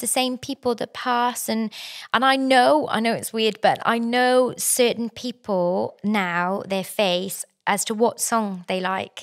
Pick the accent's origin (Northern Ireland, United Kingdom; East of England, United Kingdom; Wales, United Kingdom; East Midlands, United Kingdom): Wales, United Kingdom; South; moved away as an adult; now in New South Wales, Australia; originally I'm from South Wales. Um, in Wales